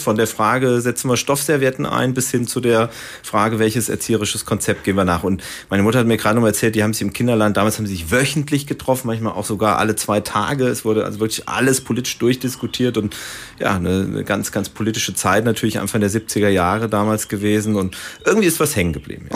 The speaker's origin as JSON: {"language": "German", "town": "Baunatal", "region": "Hesse", "country": "Germany", "moved": "yes", "said": "Ich komme also aus Nordhessen, aus Baunatal, ist bei Kassel"}